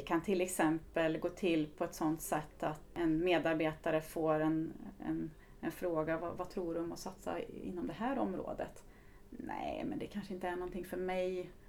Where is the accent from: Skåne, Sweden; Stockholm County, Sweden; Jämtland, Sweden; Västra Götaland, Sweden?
Jämtland, Sweden; Östersund; moved away; also born or lived in Karlstad; kommer ifrån eh, Östersund eh, ursprungligen. Så att jag är norrlänning, surjämte brukar jag använda ibland